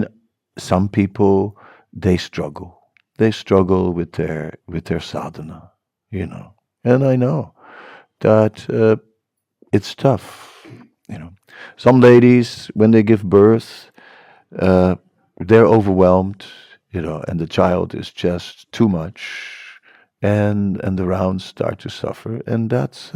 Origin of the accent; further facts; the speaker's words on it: Netherlands; I'm from the Netherlands